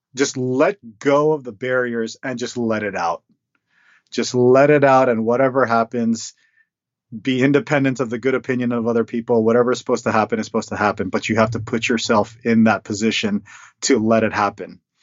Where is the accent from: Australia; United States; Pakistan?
United States; my parents came to the states when when they were young, and so I was born here. I was born in the American culture